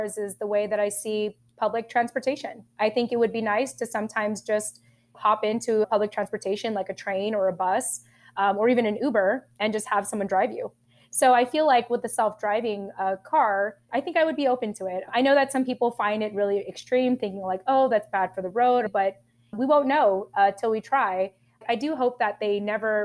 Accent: Southern California, United States; also born or lived in Japan; I was raised in SoCal or Southern California

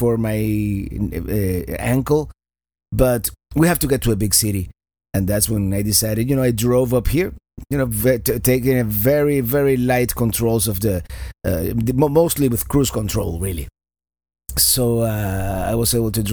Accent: Miami, Florida, United States; my hometown, Miami, Florida

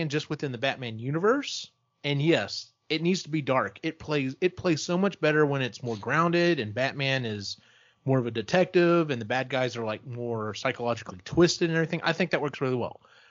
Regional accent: Texas, United States; I'm from Texas

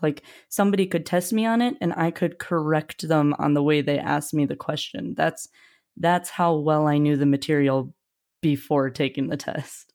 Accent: Wisconsin, United States; moved away; also born or lived in Ohio; I'm from Wisconsin initially, but I actually did high school in Ohio

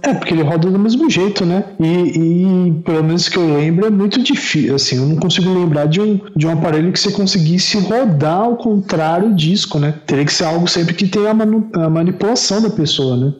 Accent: Brazil; quando eu era adolescente, lá quando eu estava crescendo na Coab

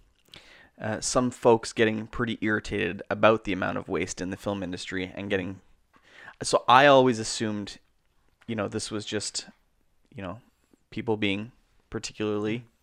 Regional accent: Canada; We're Canadian filmmakers

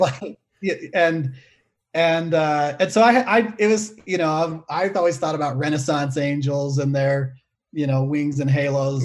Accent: Salt Lake City, Utah, United States; I grew up in Salt Lake City

